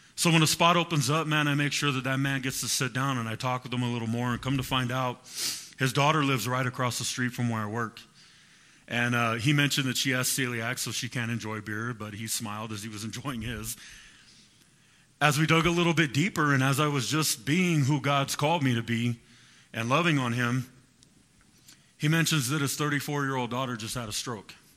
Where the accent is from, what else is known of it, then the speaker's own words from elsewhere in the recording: Fresno, California, United States; I'm from Fresno